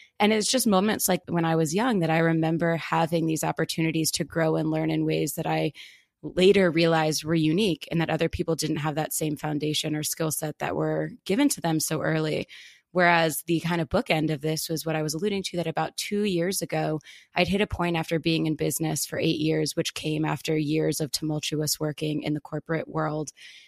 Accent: outside of Philadelphia, Pennsylvania, United States; I grew up outside of Philadelphia on a historic horse farm

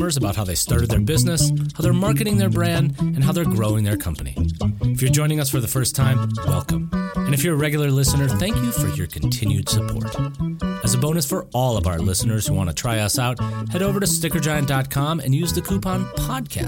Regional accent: Oak Park, Illinois, United States; born or raised there; moved away as an adult; also born or lived in Madison, Wisconsin; now in Longmont, United States

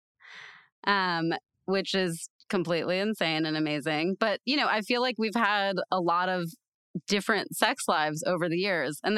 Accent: Utah, United States; I grew up in Utah

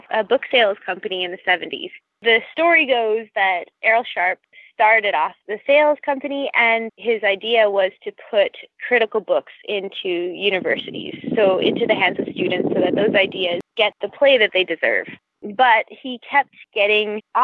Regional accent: Vancouver, British Columbia, Canada; I grew up in Vancouver

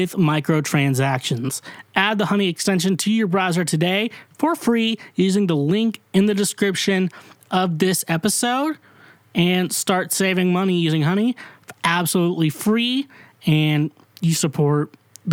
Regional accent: Kansas, United States; also born or lived in Missouri; now in Nashville, United States; I'm from Kansas

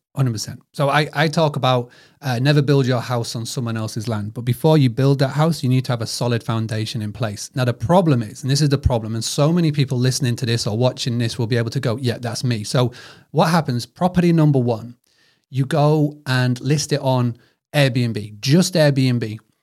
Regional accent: United Kingdom; accent: British; my British accent

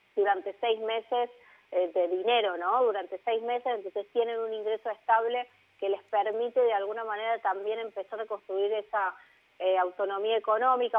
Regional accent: Argentina

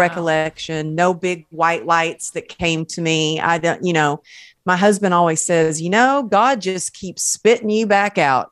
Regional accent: the South, United States; accent: Southern; moved away as an adult; now in Los Angeles, United States; you can take the girl out of the South, but you can't take the South out of the girl

